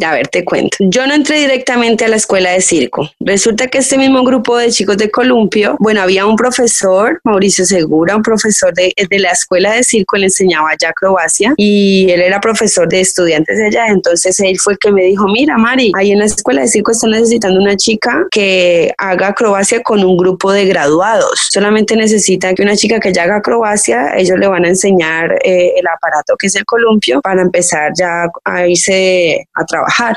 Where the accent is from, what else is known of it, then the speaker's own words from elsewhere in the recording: Cali, Valle del Cauca, Colombia; moved away; also born or lived in El Tambo, Nariño; soy colombiana, nací en un pueblito pequeñito en Nariño, se llama El Tambo Nariño, pero yo crecí la mayor parte mi vida en Cali